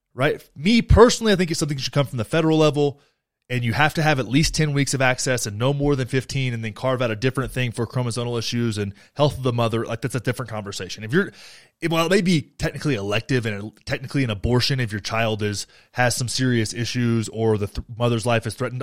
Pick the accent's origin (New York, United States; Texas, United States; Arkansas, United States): Texas, United States; Young County; Beto got six hundred and twenty-seven votes in my home county